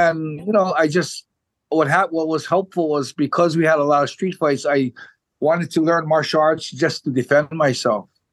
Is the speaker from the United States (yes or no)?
yes; Hawaii, United States; moved away as an adult; now in Japan; I was born in 1967, and I I grew up in Hawaii all the way till I was 23 years old.